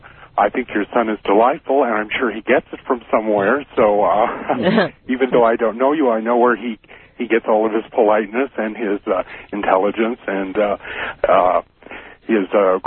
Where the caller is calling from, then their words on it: Denver, Colorado, United States; This is … from Denver, KL Country.